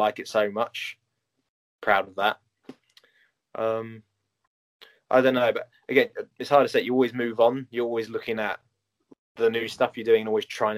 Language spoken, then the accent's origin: English; United Kingdom; as British people